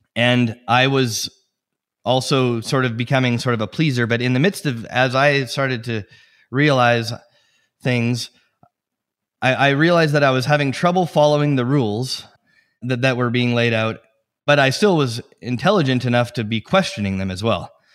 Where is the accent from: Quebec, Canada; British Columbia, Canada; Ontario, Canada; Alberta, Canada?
Alberta, Canada; Edmonton; now in Steamboat Springs, United States; I was born in Edmonton, Alberta, in Canada